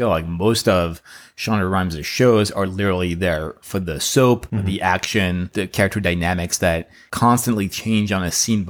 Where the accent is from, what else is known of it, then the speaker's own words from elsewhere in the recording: Paris, Île-de-France, France; moved away as an adult; now in Los Angeles, United States; so I'm from Paris, France, not Texas, as I always say. And actually, I moved straight from France to LA directly right after college. So I studied in film school in Paris.